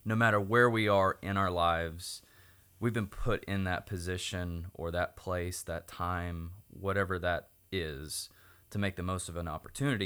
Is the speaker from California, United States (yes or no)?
no; Oklahoma, United States; I was born and raised in Oklahoma